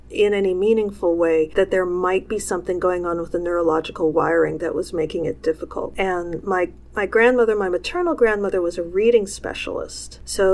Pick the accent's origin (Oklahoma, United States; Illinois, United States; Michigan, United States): Illinois, United States; Chicago; born there; I grew up, I was born in Chicago, and my father was at the time a college professor.